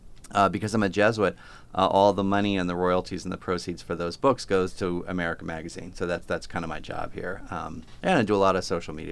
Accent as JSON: {"language": "English", "town": "Plymouth Meeting", "region": "Pennsylvania", "country": "United States", "tie": "born or raised there", "also_born_or_lived": "New York City / Stamford, Connecticut", "moved": "as an adult", "said": "I was born in Philadelphia, a little town called Plymouth Meeting"}